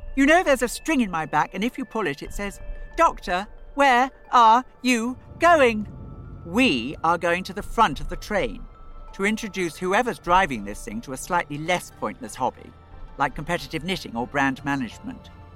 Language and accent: English; Florida, United States; moved away as an adult; also born or lived in London area, England; now in London, United Kingdom; I'm from Florida